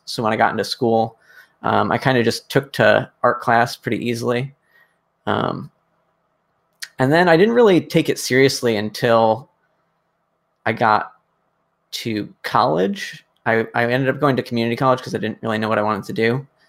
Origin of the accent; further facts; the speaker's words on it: Connecticut, United States; I grew up in Connecticut, kind of like wandering the forest behind my house